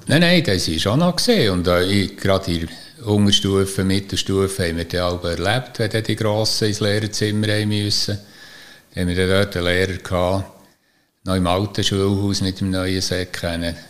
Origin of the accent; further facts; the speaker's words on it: Niederbipp, Bern, Switzerland; moved away as an adult; also born or lived in Fraubrunnen; weil ich in Niederbipp aufgewachsen bin, am Hogeran, über dem Spital